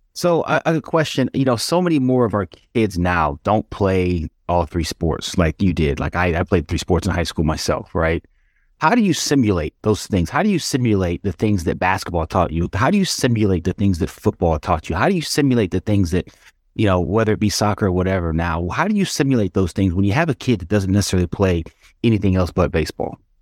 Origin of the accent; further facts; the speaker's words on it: Atlanta, Georgia, United States; also born or lived in Detroit, Michigan; i was born in Detroit, moved down to Atlanta when I was a kid, and so I've got I've got pieces of both of those cities that are in me